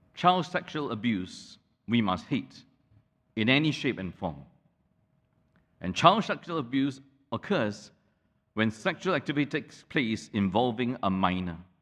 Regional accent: Malaysia; the whole town that I grew up in in Malaysia

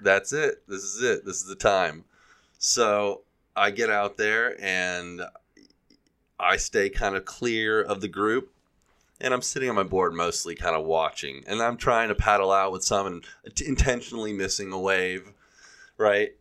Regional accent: Gulf Coast, United States; now in California, United States; I grew up on the Gulf Coast

